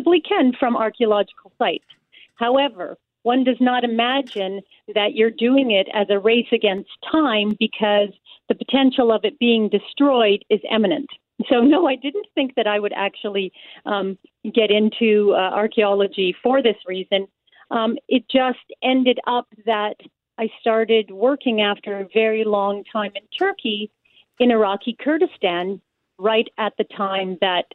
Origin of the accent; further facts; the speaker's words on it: Winnipeg, Manitoba, Canada; I'm actually a Winnipegger, native born